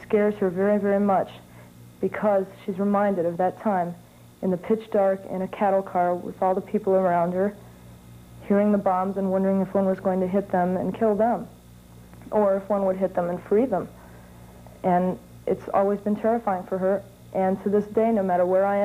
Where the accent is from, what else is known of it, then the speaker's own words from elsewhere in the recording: Dayton, Ohio, United States; I'm from Dayton, Ohio